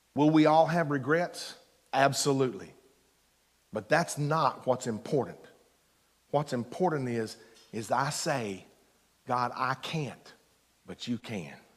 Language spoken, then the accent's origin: English; Eastern Kentucky, United States; I'm from Eastern Kentucky